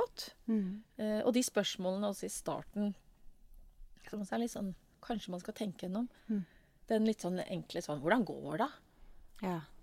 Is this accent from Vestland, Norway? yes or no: no; Oslo, Norway; her kom jeg fra Stovner.